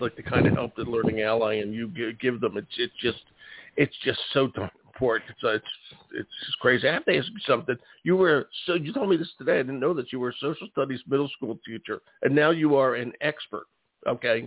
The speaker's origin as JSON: {"language": "English", "town": "Philadelphia", "region": "Pennsylvania", "country": "United States", "tie": "born or raised there", "said": "I grew up in West Philadelphia"}